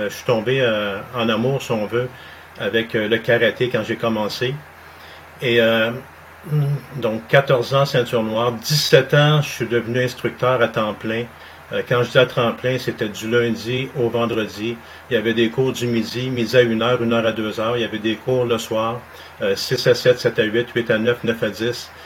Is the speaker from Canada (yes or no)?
yes; Montreal, Quebec, Canada; also born or lived in Saint-Jérôme; je suis né à Saint-Jérôme, mais j'ai grandi à Montréal, sur le plateau Mont-Royal.